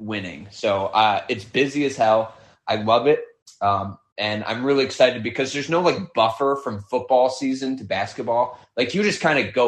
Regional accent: Michigan, United States; I grew up in Michigan and I went to school in Michigan

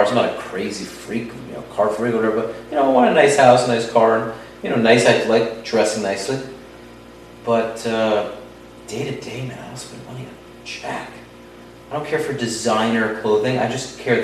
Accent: New York, United States; now in Florida, United States; growing up in New York and going to Times Square 389 times in your life

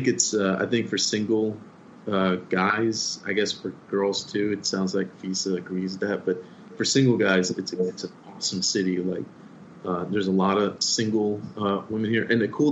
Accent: Miami, Florida, United States; now in Austin, United States; I grew up in Miami.

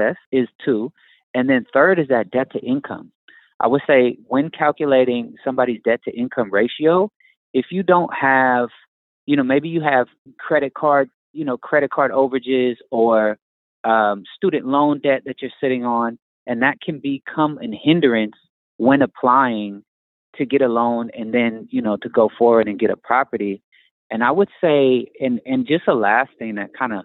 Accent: Oakland, California, United States; I'm from the Bay Area. I was born in Oakland, California

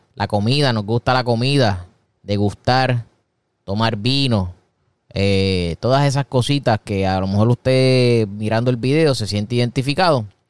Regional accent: Puerto Rico; Una persona cafetera en mi país, en Puerto Rico, es una persona que le encanta beber café.

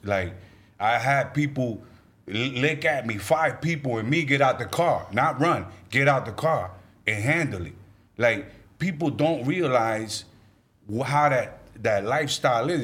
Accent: New York, United States; I'm from New York, East Coast

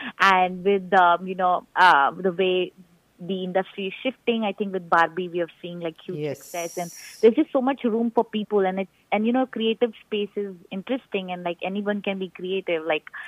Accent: Rajasthan, India; now in Houston, United States; I grew up in Rajasthan. I was born and raised in Rajasthan.

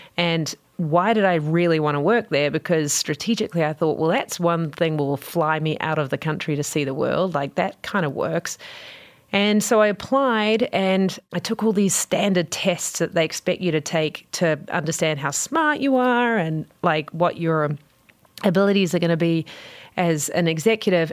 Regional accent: New Zealand; you can tell probably from my accent, I'm from New Zealand

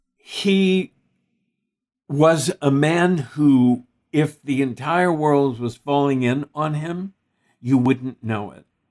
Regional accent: Texas, United States; I grew up in Texas

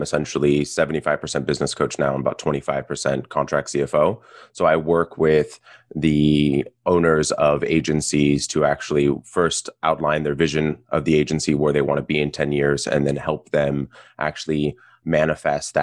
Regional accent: South Pasadena, California, United States; I grew up in South Pasadena in Los Angeles, Southern Californian through and through

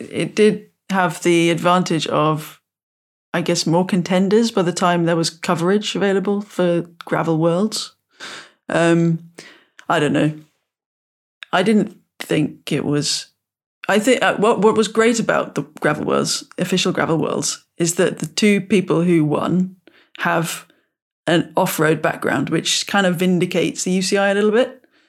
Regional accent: United Kingdom; growing up in the British countryside of bridle ways and footpaths

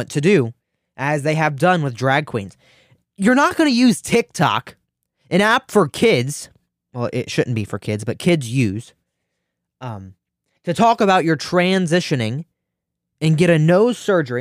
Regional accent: Ohio, United States; the beautiful state of Ohio, my home state

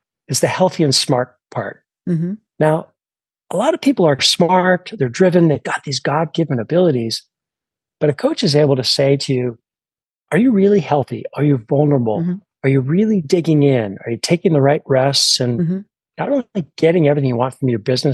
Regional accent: Canada; now in United States; I was born in Canada

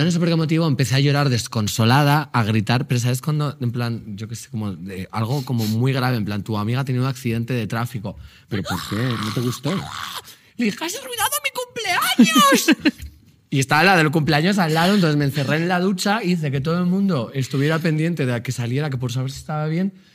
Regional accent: Magaluf, Balearic Islands, Spain; soy de Magaluf

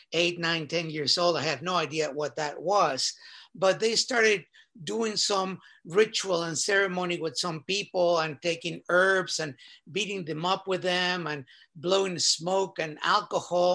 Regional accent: Mexico City, Mexico; I was born in Mexico City, and was fortunate to have been born in a very well-to-do family

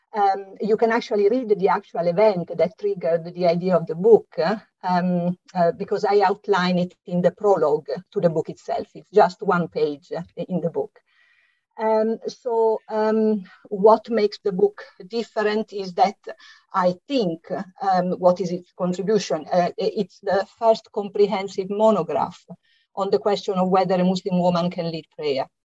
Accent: Italy; accent: Italian; English is a second language; now in London, United Kingdom; as you can hear from my slight accent, I'm Italian, and it is here that I lived uh, through the exciting 1970s

